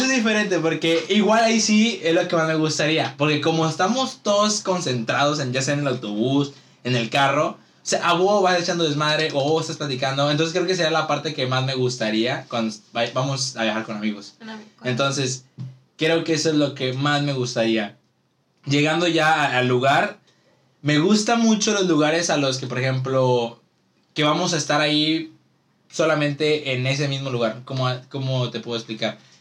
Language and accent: Spanish; Ciudad Madero, Tamaulipas, Mexico; nosotros que somos de aquí de Madero